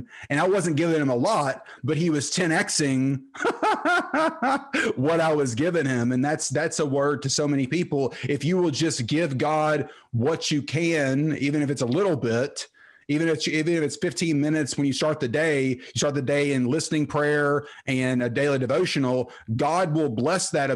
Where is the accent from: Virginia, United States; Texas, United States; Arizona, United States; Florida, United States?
Texas, United States; Terrell; I grew up in Terrell, Texas, played football there